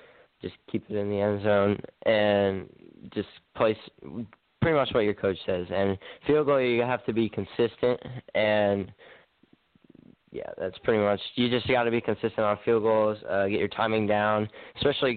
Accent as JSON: {"language": "English", "town": "North Augusta", "region": "South Carolina", "country": "United States", "said": "I'm from North Augusta, South Carolina. I play at the high school of North Augusta"}